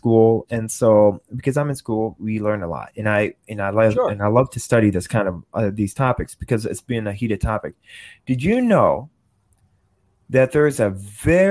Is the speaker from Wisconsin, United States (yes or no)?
yes; Wisconsin, United States; born or raised there